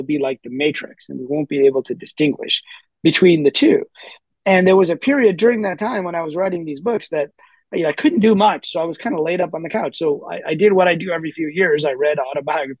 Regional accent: Midwest, United States; also born or lived in near Lahore, Pakistan; I moved to the U.S. at a very early age. So, you know, pretty much I grew up in the Midwest

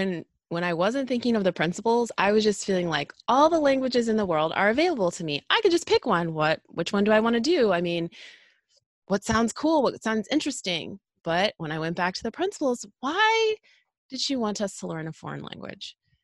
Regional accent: Illinois, United States; where I'm from a suburb of Chicago, and I grew up with a lot of Spanish speaking people.

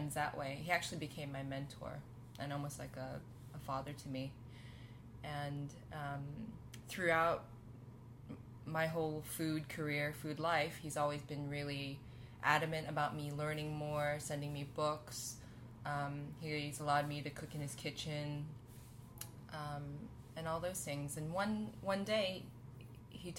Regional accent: Los Angeles, California, United States; I grew up born and raised in Los Angeles

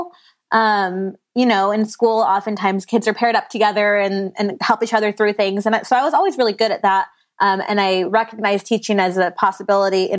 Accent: Riverside County, California, United States; also born or lived in Orange County, California / San Diego County, California / Oregon; I am a California native. I was born and raised in California. I was born in Orange County, grew up mostly in Riverside County, and then now I live out here in San Diego

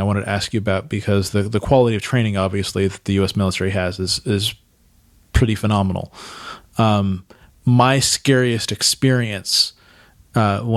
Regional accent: Santa Cruz, California, United States; moved away as an adult; now in San Diego, United States; I grew up in Santa Cruz

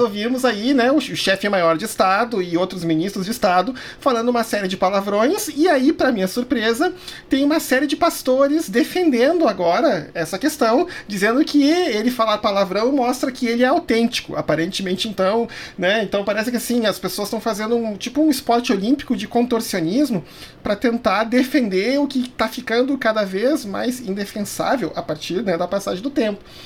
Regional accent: Porto Alegre, Rio Grande do Sul, Brazil; now in Campo Grande, Brazil; eu sou gaúcho, morei boa parte da minha vida em Porto Alegre

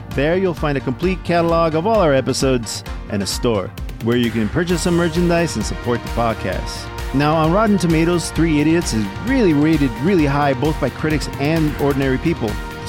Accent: United States; I'm American and my American tongue has trouble with languages I'm not familiar with.

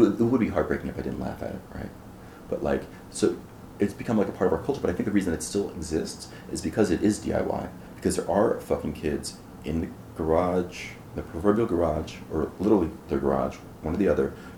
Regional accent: Philadelphia, Pennsylvania, United States; I'm from Philly

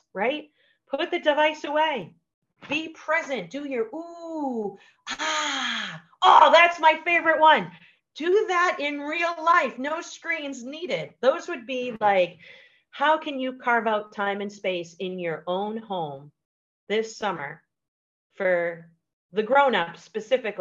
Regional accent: Boston, Massachusetts, United States; I'm from Boston

